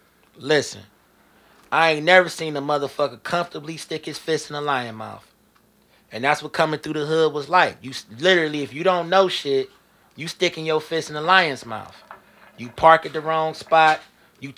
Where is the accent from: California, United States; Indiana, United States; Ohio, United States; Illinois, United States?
Ohio, United States; Shaker Heights; Yeah, I'm from Shaker.